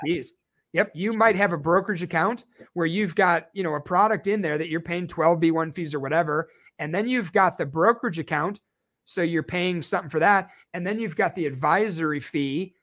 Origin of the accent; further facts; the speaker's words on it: Chicago, Illinois, United States; moved away; I am originally from Chicago, Illinois